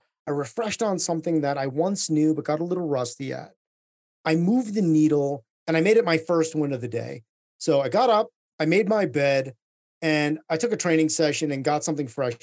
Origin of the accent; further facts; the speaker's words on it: Lowell, Massachusetts, United States; born in a city in Eastern Massachusetts called Lowell, Massachusetts